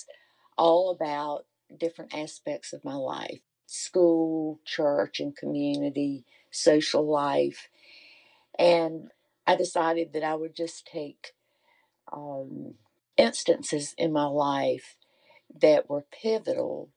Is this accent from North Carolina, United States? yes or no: yes; North Carolina, United States; my childhood was like as an American Indian in the days of Jim Crow in North Carolina